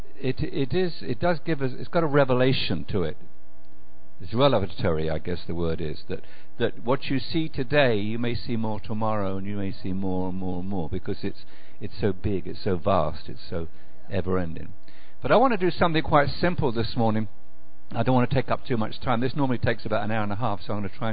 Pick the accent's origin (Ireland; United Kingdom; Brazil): United Kingdom; England; moved away as an adult; now in Macon, United States; from Macon, Georgia, originally from United Kingdom, England, but way back about 30 years ago